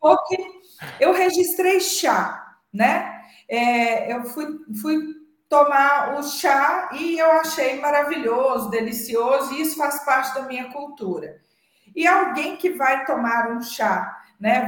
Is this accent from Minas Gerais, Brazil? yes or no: yes; Minas Gerais, Brazil; somos da mesma cidade, hum, é, temos registros culturais parecidos, somos mineiros